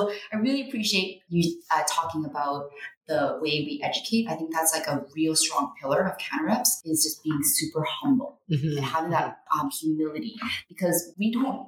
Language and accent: English; Canada